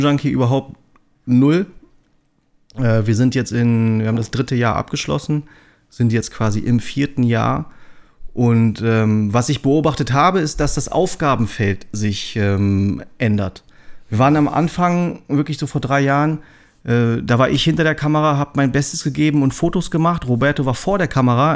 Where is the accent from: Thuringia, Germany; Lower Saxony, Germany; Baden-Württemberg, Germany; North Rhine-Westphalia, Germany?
Lower Saxony, Germany; Braunschweig; also born or lived in Hamburg; Ich bin ja ursprünglich gebürtiger Braunschweiger